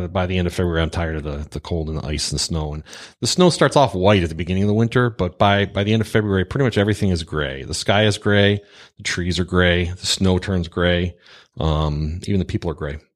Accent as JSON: {"language": "English", "town": "Pontiac", "region": "Michigan", "country": "United States", "tie": "born or raised there", "said": "Pontiac, Michigan, factory town, working class hero."}